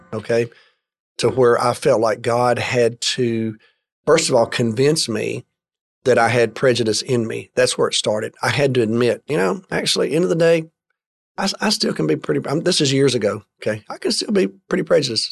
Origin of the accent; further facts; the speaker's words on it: Alabama, United States; I grew up in the state of Alabama